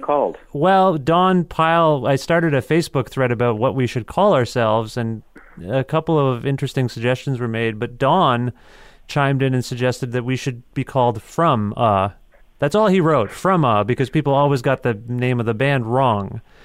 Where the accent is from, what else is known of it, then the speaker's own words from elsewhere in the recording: Ontario, Canada; I'm from Ontario